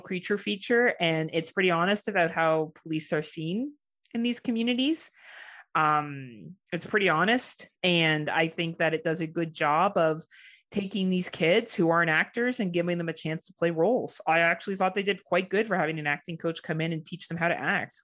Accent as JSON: {"language": "English", "country": "Canada", "said": "as a Canadian"}